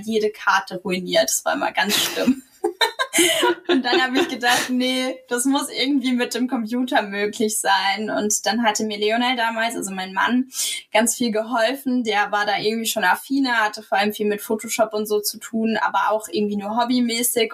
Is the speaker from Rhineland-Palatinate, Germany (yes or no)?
yes; Rhineland-Palatinate, Germany; moved away as an adult; also born or lived in Mannheim / Wiesbaden; wir zurück in die Pfalz ziehen möchten. Ähm, also meine Heimat, da leben meine Eltern auch